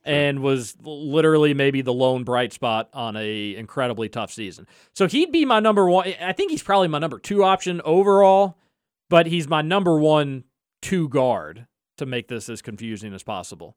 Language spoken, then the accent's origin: English; United States; as American sports fans